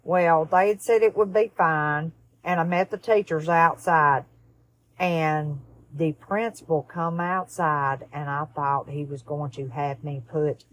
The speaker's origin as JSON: {"language": "English", "town": "Tuscaloosa", "region": "Alabama", "country": "United States", "also_born_or_lived": "Fayette County, Alabama", "said": "I'm originally from Tuscaloosa, Alabama, and I graduated from Fayette County High School"}